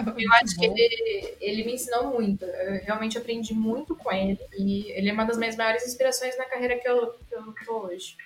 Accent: Araraquara, São Paulo, Brazil; eu literalmente cresci dentro da, da Unesp em Araraquara

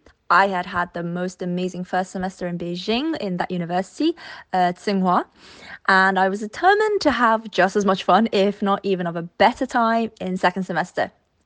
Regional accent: London, United Kingdom; when people ask me, so where are you from? I'm like, okay, I'm from London.

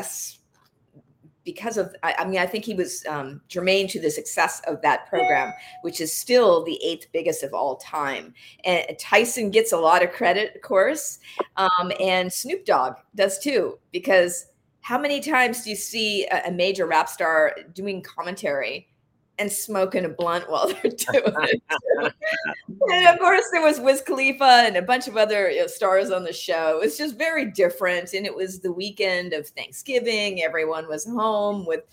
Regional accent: Las Vegas, Nevada, United States; now in Los Angeles, United States; I'm from Las Vegas, and I'm in LA now

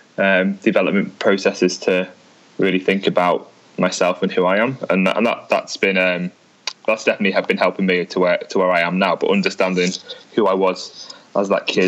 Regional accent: a place close to Liverpool, North West England, United Kingdom; people in my hometown read The Mirror and The Mail

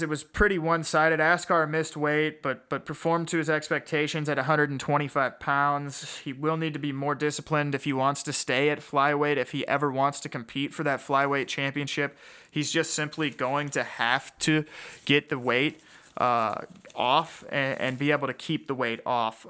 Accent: Kansas City, United States; here from my hometown in Kansas City

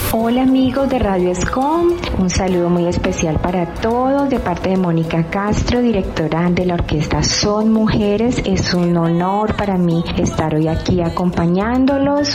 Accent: Cali, Valle del Cauca, Colombia; nacimos en Cali, eh, que es una ciudad salsera por excelencia

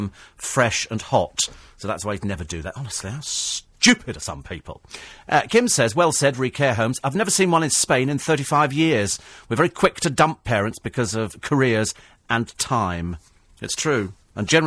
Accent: England, United Kingdom; I'm English and proud of it

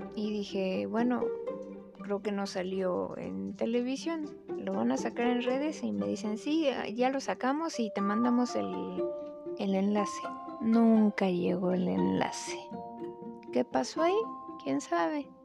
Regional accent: Mexico

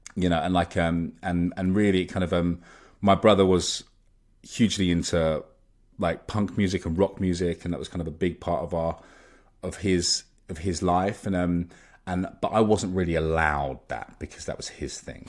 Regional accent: Molesey, South East England, United Kingdom; I grew up in Surrey in, um, in a kind of, um, in a town called Molesey

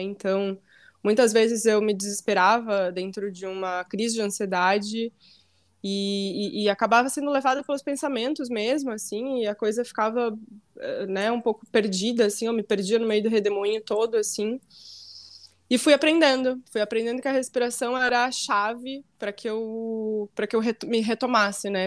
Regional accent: Santa Maria, Rio Grande do Sul, Brazil; moved away as an adult; now in Florianópolis, Brazil; nasci e fui criada em Santa Maria, então vivi praticamente minha vida inteira em Santa Maria.

